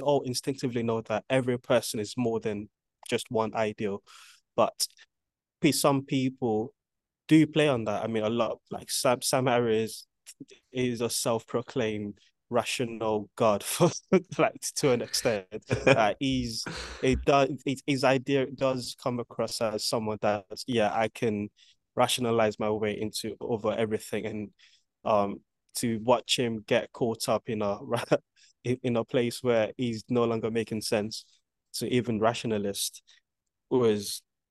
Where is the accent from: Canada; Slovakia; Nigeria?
Nigeria; now in United Kingdom; growing up in Nigeria